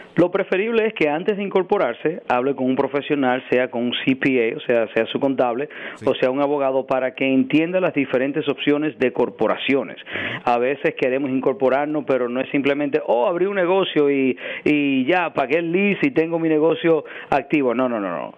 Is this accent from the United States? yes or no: yes; New York, United States; also born or lived in Dominican Republic; me trajeron a mí y a mi hermana de 4 y 3 años de edad en el 89 y ah, he vivido acá toda mi vida. O sea, crecí en Washington Heights, me crié, crecí entre Washington Heights y el Bronx.